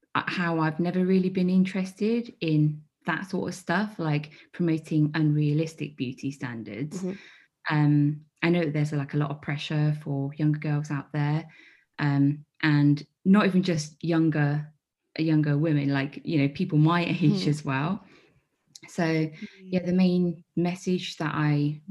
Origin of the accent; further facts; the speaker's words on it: Midlands, United Kingdom; growing up in the Midlands, I think there was like me and one other like Chinese person.